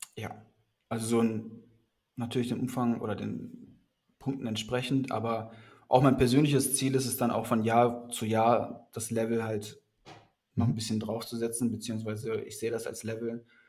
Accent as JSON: {"language": "German", "region": "North Rhine-Westphalia", "country": "Germany", "moved": "yes", "lives_now": "Hamburg, Germany", "said": "ich bin eigentlich aus NRW"}